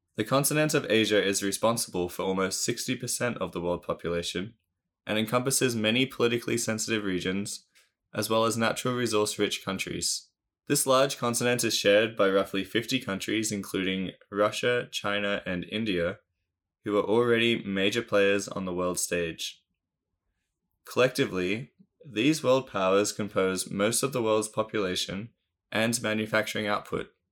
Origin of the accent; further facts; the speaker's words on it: Australia; my home country of Australia